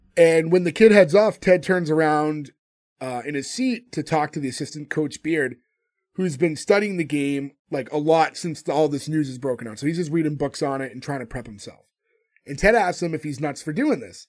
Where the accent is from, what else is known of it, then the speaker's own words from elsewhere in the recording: United States; I grew up in America